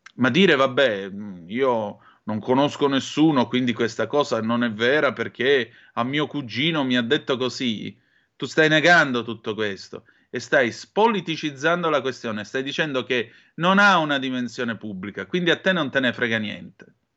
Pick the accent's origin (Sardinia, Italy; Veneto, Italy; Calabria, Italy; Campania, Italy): Calabria, Italy; Vibo Valentia; Io sono di Vibo Valencia